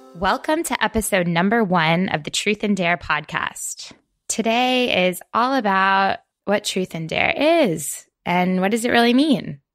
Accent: Florida, United States; moved away as an adult; now in Maine, United States; I'm from Florida originally, where I spent most of my life

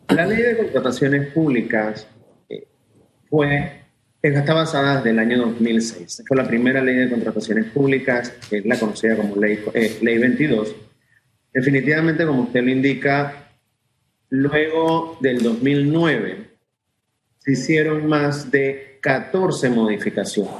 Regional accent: Panama; nosotros como ciudadanos, como panameños

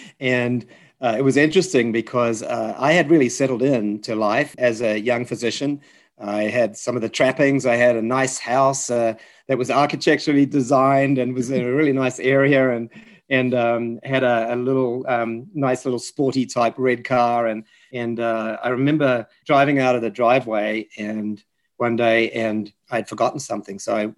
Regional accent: Dunedin, Otago, New Zealand; I met the Anastasis in my hometown of Dunedin in New Zealand.

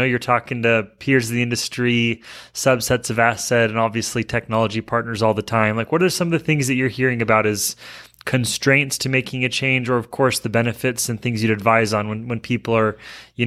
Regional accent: Alaska, United States; moved away as an adult; now in Utah, United States; I grew up in Alaska.

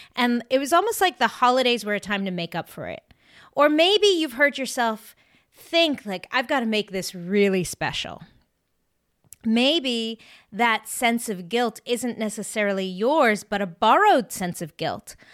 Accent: South Africa; now in Maine, United States; I actually grew up in South Africa

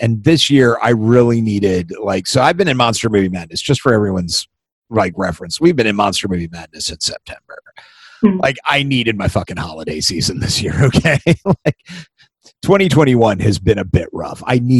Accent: Missouri, United States; now in Charleston, United States; I'm originally from Missouri, you know, by means of like 80 other places, where we actually did have weather and fall, right, and stuff.

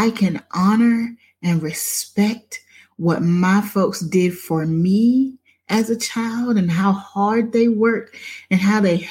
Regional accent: Crockettville, South Carolina, United States; moved away; I grew up in Crockettville

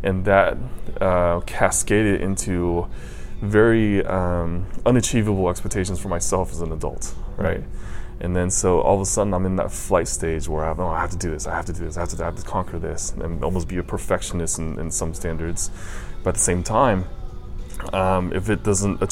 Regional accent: China; moved away; Growing up in China, it was very different

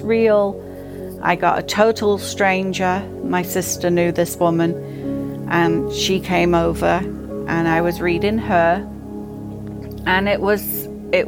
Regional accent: England, United Kingdom; moved away; I grew up in England

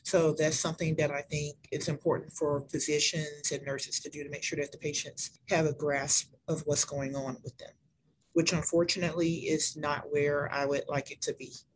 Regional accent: Mobile, Alabama, United States; moved away; I am originally from Mobile, Alabama. I now work at Bloodworks Northwest

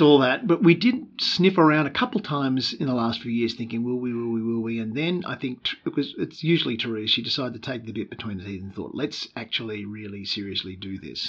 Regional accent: Melbourne, Victoria, Australia; moved away as an adult; also born or lived in Newcastle / United States; now in Sydney, Australia; was born in Melbourne, uh, in suburban Melbourne, uh, right. uh, in Springvale, a good uh, 15, 20 k's from Melbourne, uh, central city. I grew up in suburb of suburbs

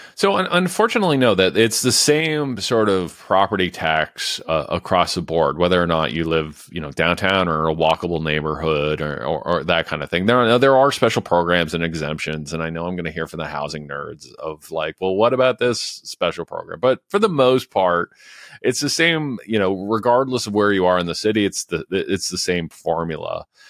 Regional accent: London, Ontario, Canada; London, Ontario, uh, my hometown

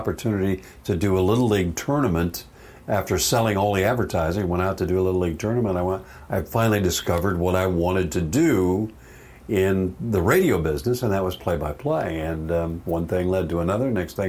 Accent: Eastern Oregon, United States; moved away as an adult; also born or lived in McMinnville, Oregon; I'm from Oregon originally, okay. And Eastern Oregon. Grew up on a ranch. Cattle, grain, okay. Crops.

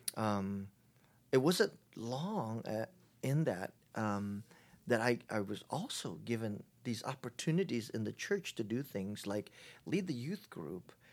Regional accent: Honolulu, Hawaii, United States; moved away as an adult; now in San Diego, United States; I was, uh, born and raised in Hawaii, in Honol-, Honolulu, Hawaii

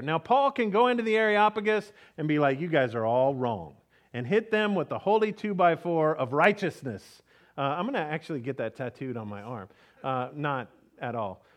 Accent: Texas, United States; we grew up in Texas

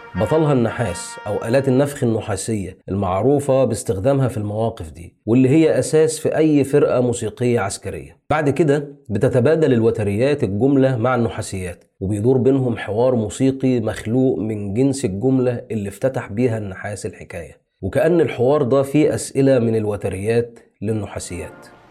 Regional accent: Egypt; بالنسبة لنا يعني كمصريين

